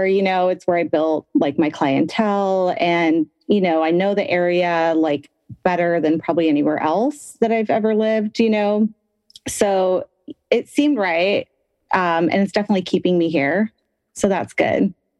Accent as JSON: {"language": "English", "town": "Albuquerque", "region": "New Mexico", "country": "United States", "tie": "born or raised there", "moved": "yes", "lives_now": "Portland, United States", "said": "I was born in Albuquerque"}